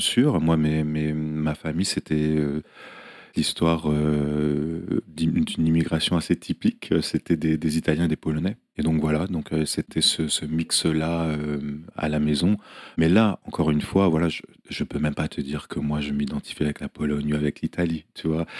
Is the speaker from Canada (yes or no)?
no; France; moved away as an adult; now in New York, United States; je suis français, mais je vis aux États-Unis